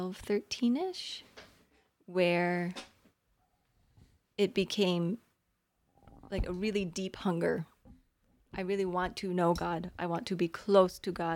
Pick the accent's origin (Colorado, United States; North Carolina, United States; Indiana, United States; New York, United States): Colorado, United States; also born or lived in Pennsylvania / Oklahoma; I was born in Pennsylvania, but we moved shortly after. And lived in Oklahoma for about 6-7 years. And then I've been in Colorado ever since